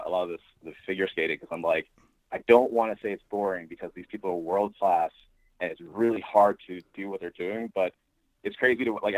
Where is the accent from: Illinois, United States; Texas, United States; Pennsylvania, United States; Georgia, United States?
Pennsylvania, United States; East Stroudsburg; moved away as an adult; also born or lived in Brooklyn, New York / New York City; I was born in Brooklyn, and when I was seven, we moved to the Poconos in Pennsylvania, and the town specifically is East Stroudsburg